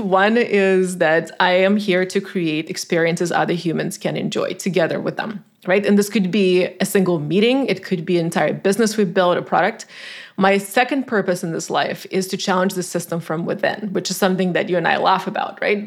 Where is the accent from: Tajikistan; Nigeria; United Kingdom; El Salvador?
Tajikistan; English is a second language; moved away as an adult; now in United States; I grew up in Tajikistan, a former Soviet republic, now an independent country.